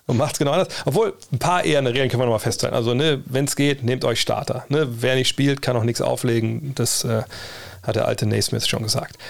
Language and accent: German; Wolfsburg, Lower Saxony, Germany; ich komme nur aus dem Problemstadtteil Westhagen